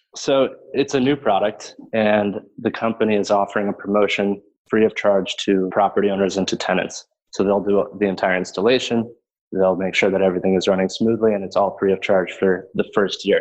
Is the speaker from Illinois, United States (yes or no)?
yes; Chicago, Illinois, United States; also born or lived in Burlington, Vermont; I am born and raised in Chicago